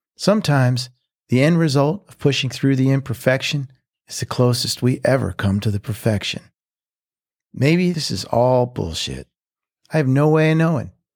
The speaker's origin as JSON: {"language": "English", "town": "Philadelphia", "region": "Pennsylvania", "country": "United States", "tie": "born or raised there", "also_born_or_lived": "Nashville", "moved": "as an adult", "lives_now": "Mexico", "said": "the growing up in Philly beginning"}